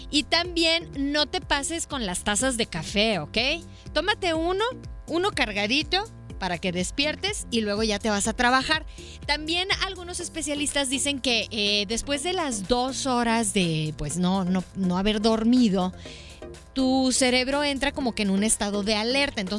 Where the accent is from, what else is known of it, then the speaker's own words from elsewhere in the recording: Mexico; La mexicana, así somos los mexicanos nos hacen cosquillitas